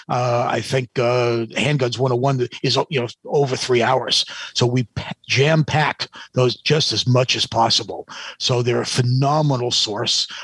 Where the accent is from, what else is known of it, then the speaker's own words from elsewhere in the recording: New Hampshire, United States; I grew up in New Hampshire.